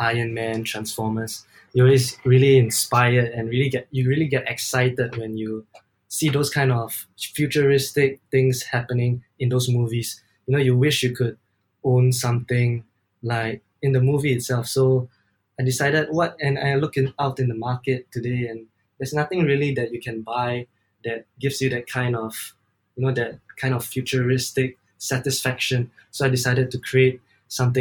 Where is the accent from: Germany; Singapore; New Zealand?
Singapore; I'm from Singapore.